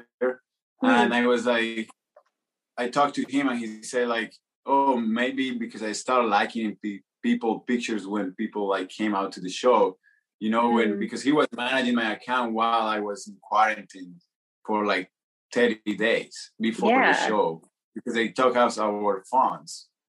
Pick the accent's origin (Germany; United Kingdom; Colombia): Colombia; Medellín, Antioquia; English is a second language; moved away as an adult; now in Los Angeles, United States; I'm from Colombia, from Medellin